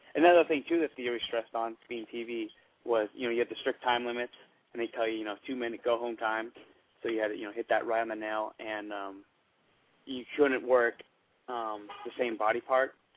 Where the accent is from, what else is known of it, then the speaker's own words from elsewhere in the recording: California, United States; I'm from California.